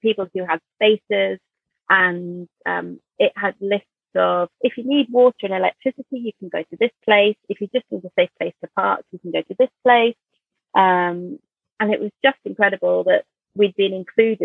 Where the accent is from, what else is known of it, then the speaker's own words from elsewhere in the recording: Jersey; we're from Jersey